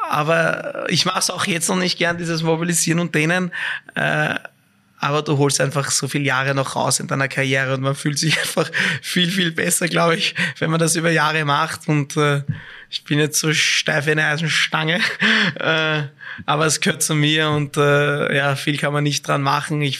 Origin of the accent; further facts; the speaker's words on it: Vienna, Austria; Als Wiener, sorry, ich bin noch immer Wiener, muss ich einfach sagen, beides.